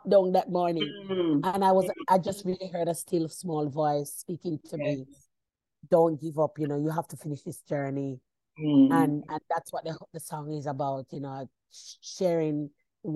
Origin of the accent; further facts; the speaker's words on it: Bamboo, Saint Ann, Jamaica; moved away as an adult; also born or lived in Brown's Town, Jamaica; now in Sydney, Australia; I grew up in clay ground in Bamboo, and I went to St. Hilda's High School